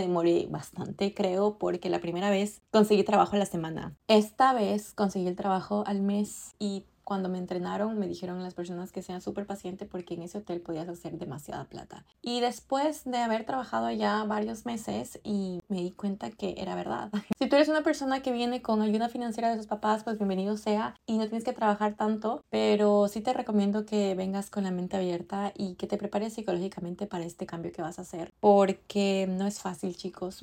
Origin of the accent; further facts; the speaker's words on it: Ecuador; now in Canada; yo soy de Ecuador y no tenía una vida tan ocupada como la tengo acá en Canadá